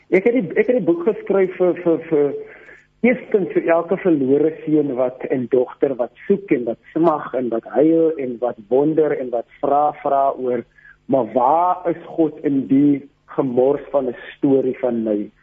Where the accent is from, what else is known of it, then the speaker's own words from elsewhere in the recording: Grabouw, Western Cape, South Africa; Ek het in Grabouw groot geword